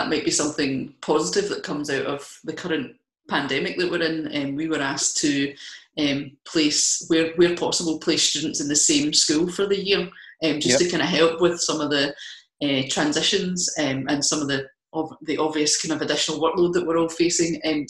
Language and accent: English; Kilmarnock, Scotland, United Kingdom; I mean, I'm from Kilmarnock originally, not that I have the accent anymore, but I can put it on for you if you want.